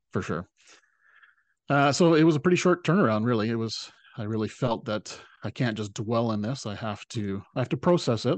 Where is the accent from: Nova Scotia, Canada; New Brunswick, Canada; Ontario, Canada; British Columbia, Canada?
British Columbia, Canada; Salt Spring Island; my hometown